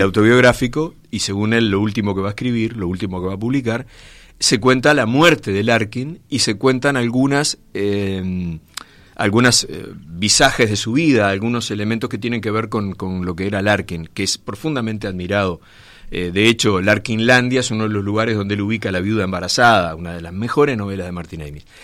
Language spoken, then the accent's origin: Spanish; Montevideo, Uruguay; el barrio Gracia Oriental, de donde soy yo